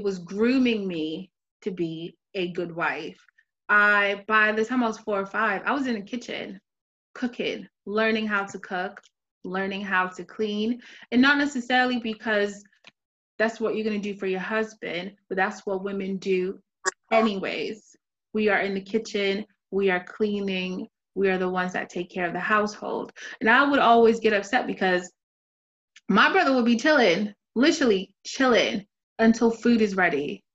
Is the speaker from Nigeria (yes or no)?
yes; Nigeria; I'm Nigerian from the Igbo culture